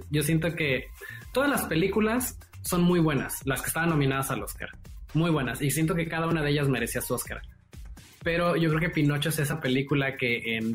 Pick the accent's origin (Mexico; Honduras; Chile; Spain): Mexico; pero sí somos algunos mexicanos.